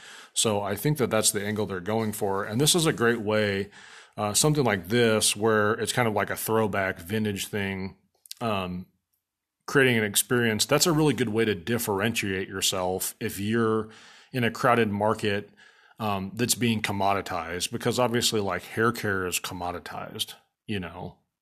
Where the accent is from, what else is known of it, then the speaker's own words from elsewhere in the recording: Papillion, Nebraska, United States; So where I grew up in Papillion, Nebraska, there was a guy who owned a barbershop downtown